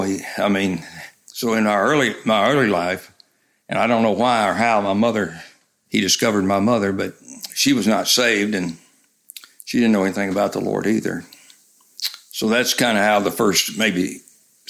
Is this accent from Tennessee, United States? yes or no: yes; Memphis, Tennessee, United States; moved away as an adult; also born or lived in Chattanooga, Tennessee / Florida / Griffith, Indiana; I grew up in Memphis, Tennessee